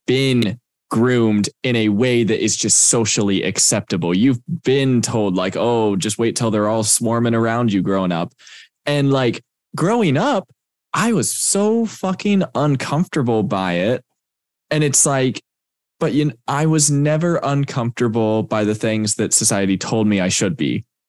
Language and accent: English; Texas, United States; moved away; I'm from Texas